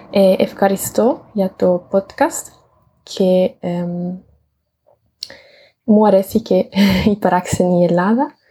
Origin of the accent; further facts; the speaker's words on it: Italy; Greek is a second language; moved away as an adult; now in Germany; είμαι από την Ιταλία και είμαι 25 χρονών.